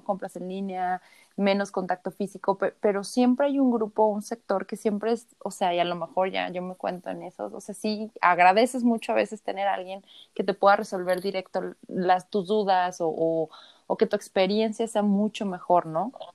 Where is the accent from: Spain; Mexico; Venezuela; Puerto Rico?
Mexico; nosotros como mexicanos